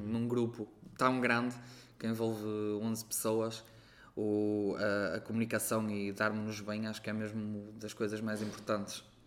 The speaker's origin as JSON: {"language": "Portuguese", "town": "Arcos de Valdevez", "region": "Viana do Castelo", "country": "Portugal", "tie": "born or raised there", "also_born_or_lived": "Porto", "moved": "yes", "said": "Sou de Arcos de Alves"}